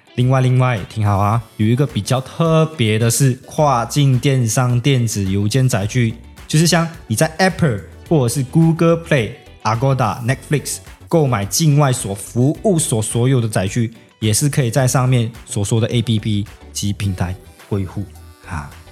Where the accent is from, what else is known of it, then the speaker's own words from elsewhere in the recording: Malaysia; moved away as an adult; now in Tainan, Taiwan; 我是马来西亚人，然后也是南台的学生，然后也是S O S乐团的鼓手